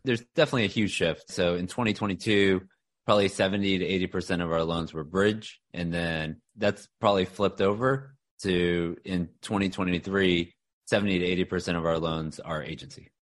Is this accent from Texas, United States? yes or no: yes; Houston, Texas, United States; also born or lived in Austin, Texas; now in Dallas, United States; I'm a Texas guy. So born and raised in Houston